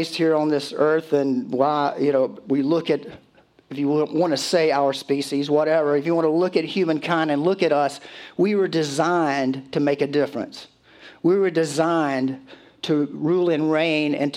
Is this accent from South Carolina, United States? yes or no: yes; Conway, South Carolina, United States; Conway's on my mind. That's my hometown